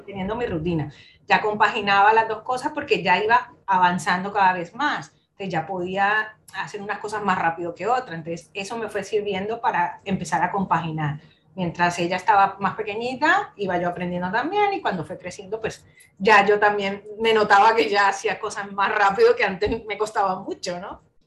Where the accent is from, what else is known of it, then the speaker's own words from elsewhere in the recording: Colombia; moved away as an adult; now in Spain; yo soy de Colombia, ¿vale? Nací allí en, Colombia, estuve toda, bastantes años viviendo allí